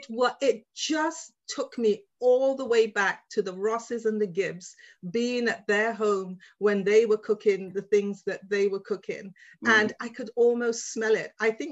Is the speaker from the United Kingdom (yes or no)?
yes; London, United Kingdom; now in Vancouver, Canada; I grew up in Shepherd's Bush. My parents are from the Caribbean, Dominica, but I grew up in Shepherd's Bush around Trinidadians.